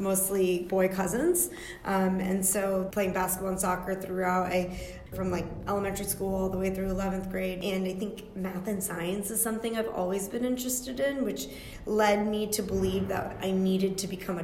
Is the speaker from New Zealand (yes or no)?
no; Yorktown, Virginia, United States; I was born and raised in Yorktown, Virginia